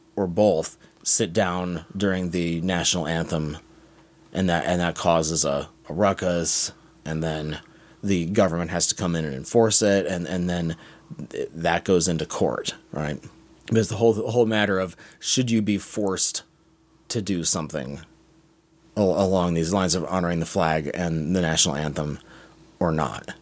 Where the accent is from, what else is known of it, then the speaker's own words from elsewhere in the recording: United States; as an American